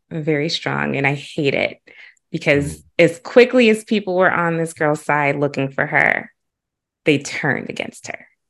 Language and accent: English; Huntsville, Alabama, United States; also born or lived in Chicago; growing up in Huntsville and being in the Oakwood community